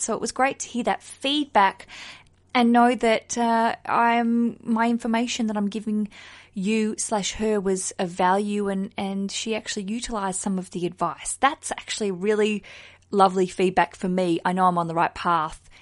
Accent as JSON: {"language": "English", "country": "Australia", "moved": "yes", "lives_now": "London, United Kingdom", "said": "I'm an Australian who lives in London under the Heathrow Airport flight path"}